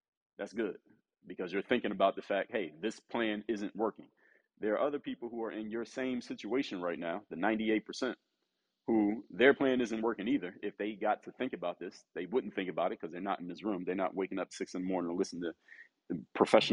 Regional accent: Philadelphia, Pennsylvania, United States; the city, my hometown, the city of Philadelphia

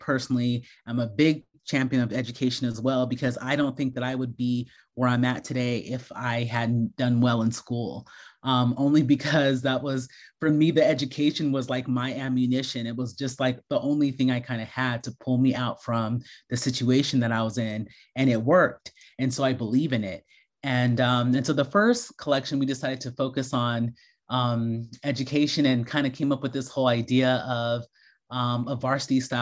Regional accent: United States; I grew up in America and I'm an American designer

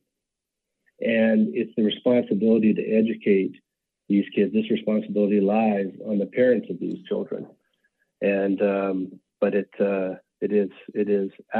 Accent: Canada; moved away as an adult; now in Denver, United States; I'm born and raised in Canada, and I've been in the US now for 25 years.

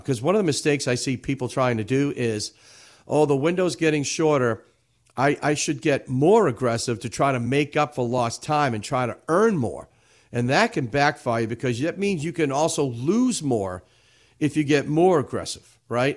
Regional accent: Everett, Massachusetts, United States; I grew up in the city of Everett

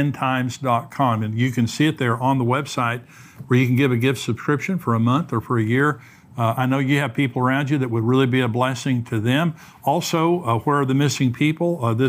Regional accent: West Texas, United States; I grew up in West Texas.

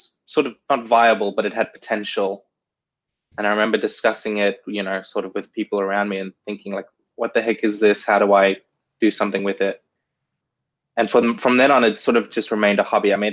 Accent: South Africa; I was born in South Africa

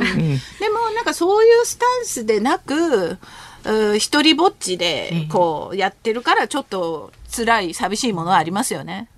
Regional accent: Japan; born or raised there; Japanese is a second language; also born or lived in Seoul, South Korea

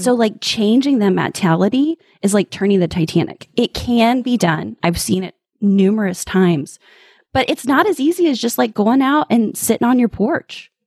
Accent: Midwest, United States; I'm from the Midwest

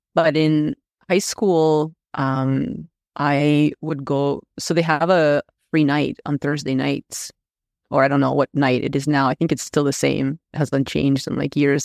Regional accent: Moscow, Russia; first language Russian; English is a second language; now in Canada; I was born in Moscow, so I'm Russian.

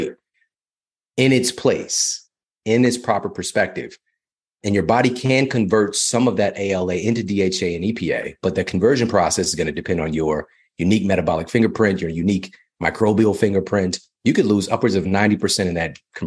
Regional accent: Ferguson, Missouri, United States; I'm from Ferguson, Missouri.

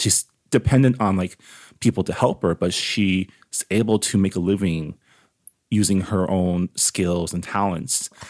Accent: San Gabriel, California, United States; I grew up in San Gabriel, so I grew up amongst, like, Asian, being Asian out here

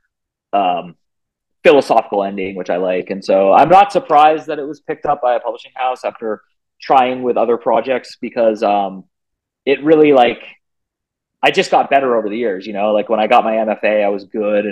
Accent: Bay Area, California, United States; I'm from the Bay Area of California

